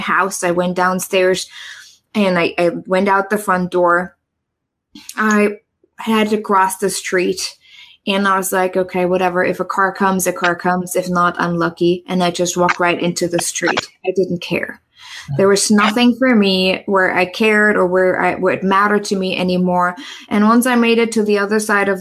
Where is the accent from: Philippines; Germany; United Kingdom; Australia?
Germany; East Germany; English is a second language; moved away as an adult; also born or lived in New York / San Francisco; now in United States; I grew up in East Germany.